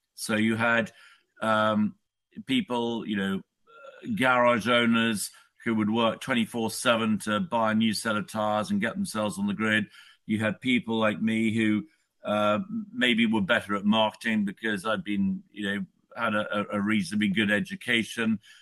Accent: United Kingdom; I'm a Brit. I live in the UK

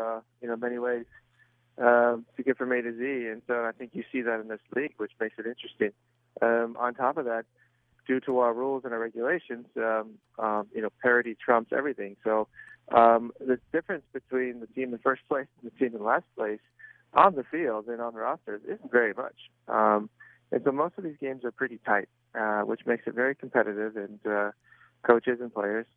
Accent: San Diego, California, United States; moved away as an adult; also born or lived in Germany; I grew up in San Diego

